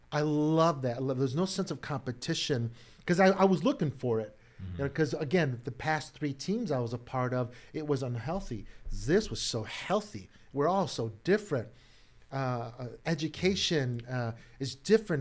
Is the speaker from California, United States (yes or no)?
no; Chicago, Illinois, United States; born and raised in Chicago